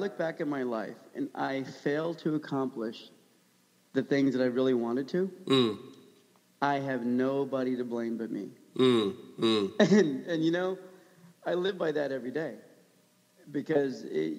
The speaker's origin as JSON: {"language": "English", "country": "United States"}